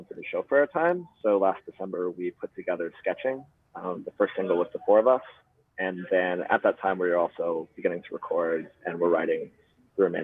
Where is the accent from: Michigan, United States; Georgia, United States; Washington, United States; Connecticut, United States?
Georgia, United States; Atlanta; also born or lived in Seattle; now in San Francisco, United States; my hometown of Atlanta, Georgia